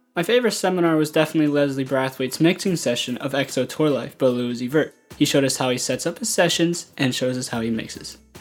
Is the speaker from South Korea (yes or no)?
no; Brazil; moved away as an adult; now in Orlando, United States; I'm from Brazil.